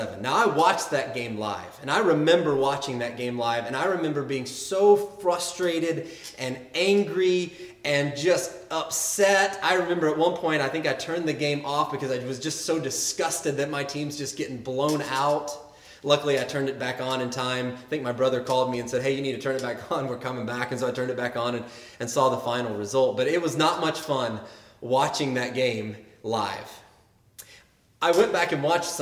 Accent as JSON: {"language": "English", "region": "Arkansas", "country": "United States", "tie": "born or raised there", "said": "I grew up in Arkansas"}